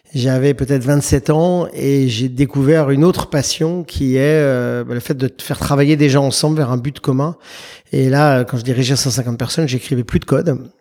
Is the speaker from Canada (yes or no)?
no; Paris, Île-de-France, France; moved away as an adult; now in United States; je suis un Parisien de naissance. J'ai vécu à Paris les 23, 24 premières années de ma vie